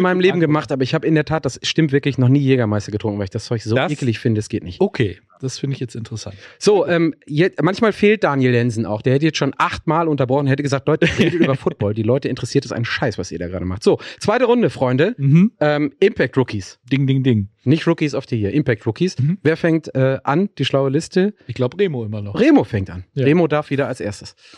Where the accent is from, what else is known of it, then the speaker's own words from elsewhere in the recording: Ruhr area, North Rhine-Westphalia, Germany; bei uns im Ruhrgebiet sagt man ähm, Pinchen